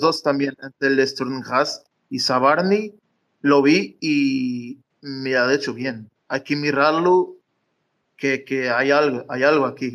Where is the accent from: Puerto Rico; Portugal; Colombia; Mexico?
Portugal; Madeira; moved away; yo soy de Madeira, es decir, ahora no vivo acá, pero estoy de vacaciones en el pueblo de, de mis padres